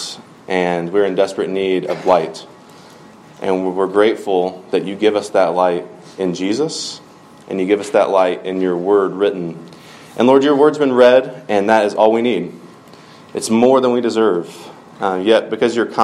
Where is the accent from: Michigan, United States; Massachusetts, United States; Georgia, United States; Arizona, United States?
Georgia, United States; Peach County; I'm from Peach County, Georgia